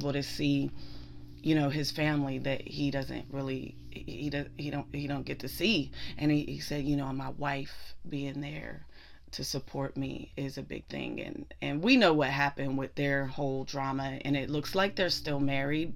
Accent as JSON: {"language": "English", "town": "Pittsburgh", "region": "Pennsylvania", "country": "United States", "said": "I'm from Pittsburgh"}